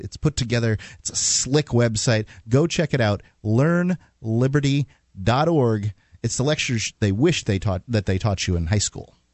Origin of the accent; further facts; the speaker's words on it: United States; being an American